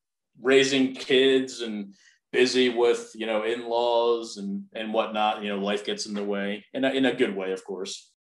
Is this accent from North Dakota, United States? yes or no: no; Maple Shade, New Jersey, United States; also born or lived in Medford, New Jersey; Purely born and raised in southern New Jersey in a small town called Maple Shade. About a half hour south of Philadelphia, Pennsylvania.